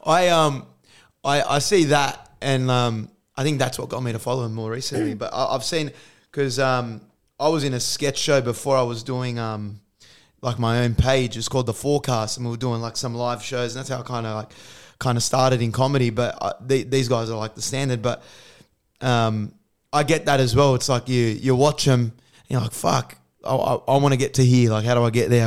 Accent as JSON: {"language": "English", "country": "Australia", "said": "I actually love being Australian. I think it's, I think we live in the best country in the world"}